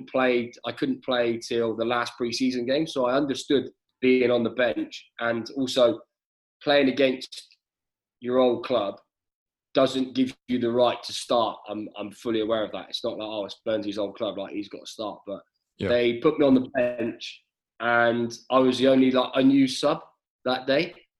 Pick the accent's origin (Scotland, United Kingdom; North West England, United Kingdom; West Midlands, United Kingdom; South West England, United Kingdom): South West England, United Kingdom; Bath; moved away; also born or lived in Leicester; Obviously, I was born in the city. I grew up in the city.